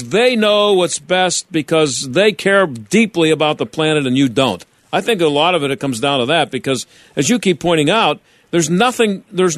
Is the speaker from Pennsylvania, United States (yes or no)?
yes; Pittsburgh, Pennsylvania, United States; from school up here in Pittsburgh